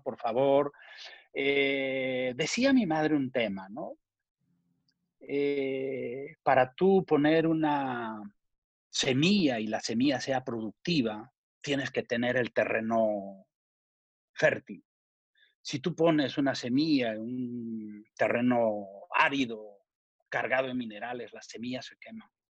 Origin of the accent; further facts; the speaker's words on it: Ayacucho, Peru; moved away; he hecho un patronato en Perú para ayudar a mi tierra y a Cucho